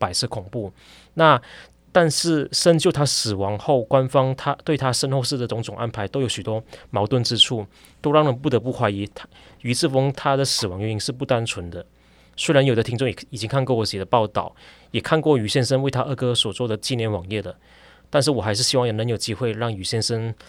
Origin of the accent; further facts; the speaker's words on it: Malaysia; moved away; 其中不少人是和我一样来自马来西亚的所谓侨生。